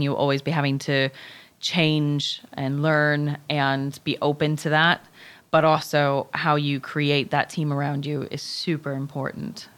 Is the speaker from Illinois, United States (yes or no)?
yes; Chicago, Illinois, United States; moved away; I am originally from Chicago.